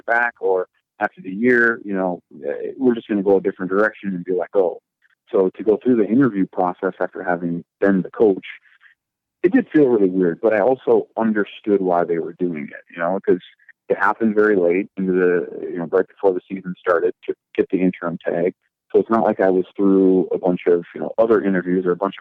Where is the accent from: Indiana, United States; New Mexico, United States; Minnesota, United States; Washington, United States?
Minnesota, United States; Shakopee; Shakopee is my hometown